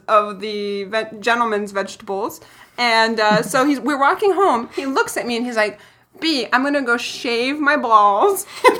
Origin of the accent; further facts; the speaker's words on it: Brazil; Yeah, so what I found out is really good about growing up poor, even though, you know, I grew up in Brazil and all that.